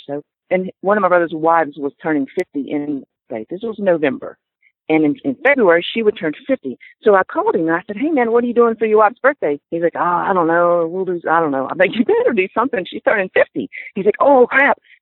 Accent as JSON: {"language": "English", "town": "Pensacola", "region": "Florida", "country": "United States", "said": "I'm from Pensacola, Florida, actually from a tiny little town outside of Pensacola, but I call Pensacola my home"}